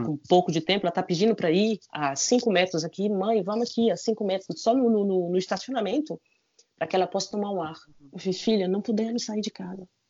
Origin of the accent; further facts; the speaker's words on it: Brazil; now in France; eu sou brasileiro